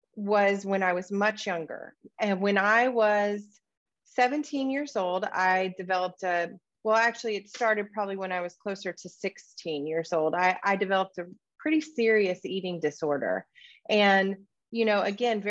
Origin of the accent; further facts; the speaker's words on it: Deep South, United States; I grew up in the Deep South in what's referred to as the Bible Belt in the United States